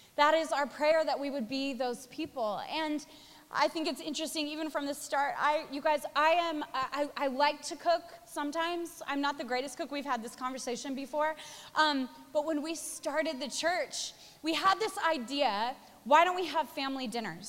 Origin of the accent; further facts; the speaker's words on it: Spokane, Washington, United States; moved away as an adult; also born or lived in Australia; now in New York, United States; I was born in Spokane, Washington, moved to Australia, lived there for 10 years, met, married my husband, had our first three children